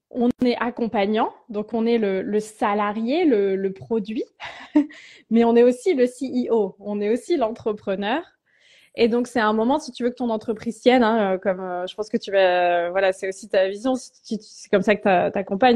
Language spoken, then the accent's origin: French; Tours, Centre-Val de Loire, France; pendant trois ans dans ma ville natale à Tours